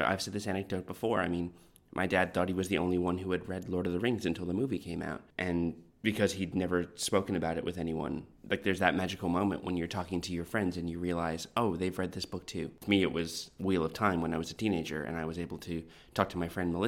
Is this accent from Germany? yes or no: no; Canada; accent: Canadian; moved away as an adult; now in Australia; when I was growing up in Canada